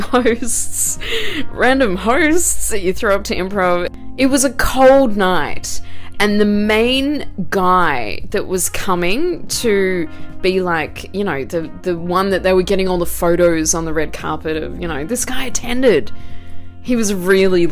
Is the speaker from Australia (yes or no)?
yes; Australia; moved away; Obviously I'm not from here, I'm Australian